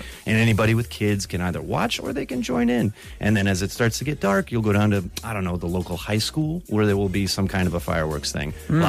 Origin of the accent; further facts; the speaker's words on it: United States; now in Ireland; I'm the only American guy there.